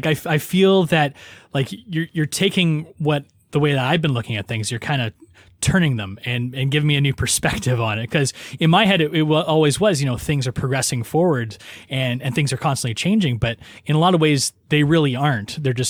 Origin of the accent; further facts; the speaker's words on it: Kingston, Ontario, Canada; because I'm from the Kingston area